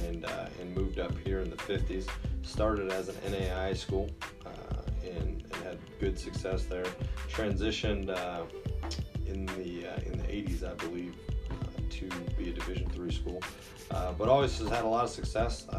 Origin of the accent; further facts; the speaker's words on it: Oconto, Wisconsin, United States; also born or lived in Indiana; now in Kenosha, United States; I'm from Wisconsin originally. I uh, graduated high school uh, from Oconto, uh, which is just north of Green Bay